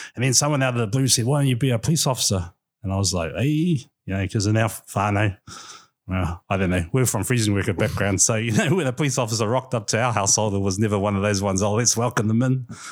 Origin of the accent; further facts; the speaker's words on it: Gisborne, New Zealand; moved away as an adult; also born or lived in Auckland / Wellington; born and bred, uh, Gisborne boy